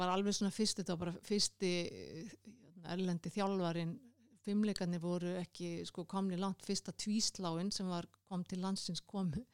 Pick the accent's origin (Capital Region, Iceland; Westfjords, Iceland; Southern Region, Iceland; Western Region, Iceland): Capital Region, Iceland; Kópavogur; moved away as an adult; now in Reykjavík, Iceland; Ég ólst upp í Kóbói